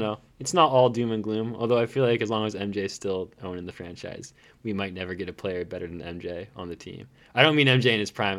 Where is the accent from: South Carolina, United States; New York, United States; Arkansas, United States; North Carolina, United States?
North Carolina, United States; I'm from North Carolina